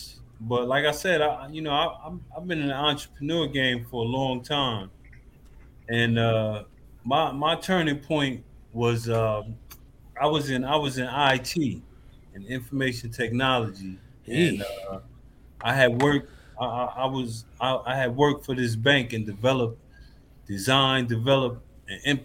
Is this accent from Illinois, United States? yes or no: no; Paterson, New Jersey, United States; moved away; I'm originally from Paterson, New Jersey. I'm not from Texas